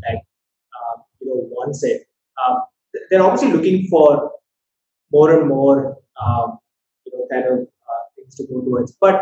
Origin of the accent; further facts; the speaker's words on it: Chennai, Tamil Nadu, India; Chennai is my hometown.